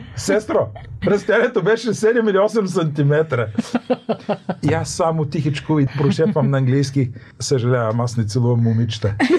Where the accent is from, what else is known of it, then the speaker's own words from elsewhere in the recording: Bulgaria; откъде си, България